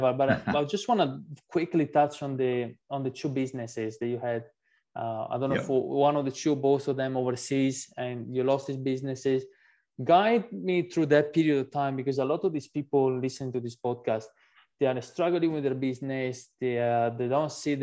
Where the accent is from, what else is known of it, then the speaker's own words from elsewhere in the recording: Italy; English is a second language; moved away as an adult; now in Australia; I'm, you know, born and raised in Italy